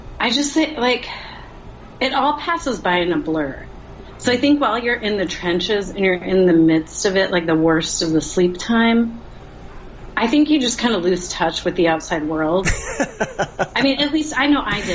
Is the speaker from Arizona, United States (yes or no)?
yes; Phoenix, Arizona, United States; now in Texas, United States; I grew up in Phoenix